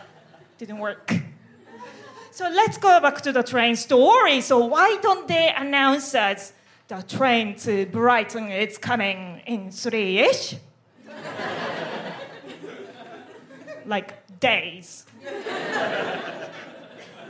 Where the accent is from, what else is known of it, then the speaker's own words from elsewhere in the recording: Japan; moved away as an adult; now in United Kingdom; I am from Japan